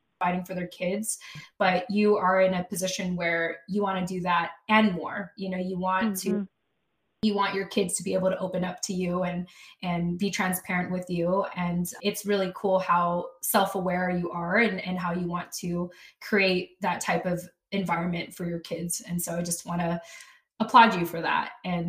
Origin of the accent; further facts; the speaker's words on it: Philippines; I always like to say that for as long as I'm Filipino, this project will exist.